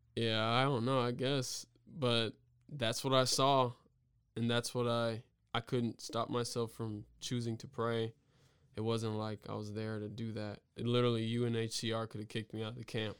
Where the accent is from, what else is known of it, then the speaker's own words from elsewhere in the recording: the South, United States; as an African-American male growing up in the South